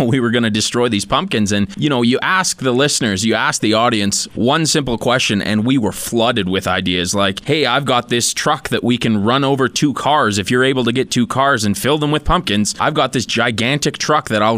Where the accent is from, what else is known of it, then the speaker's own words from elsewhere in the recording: Sherwood Park, Alberta, Canada; I grew up in Edmonton, actually Sherwood Park, just outside of Edmonton